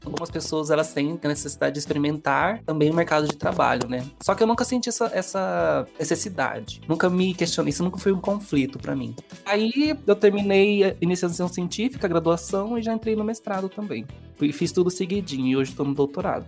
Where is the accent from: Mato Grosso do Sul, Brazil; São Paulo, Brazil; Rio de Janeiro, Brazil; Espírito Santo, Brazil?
Mato Grosso do Sul, Brazil; Campo Grande; também sou de Campo Grande